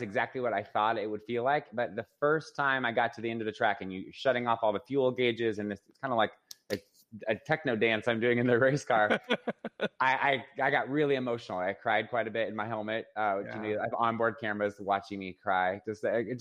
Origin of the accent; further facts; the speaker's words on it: Phoenix, Arizona, United States; I was born and raised in Phoenix, Arizona.